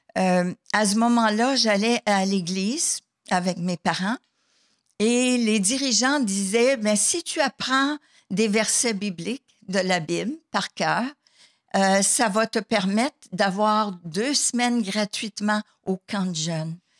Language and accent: French; Sherbrooke, Quebec, Canada; je suis native de Sherbrooke, Québec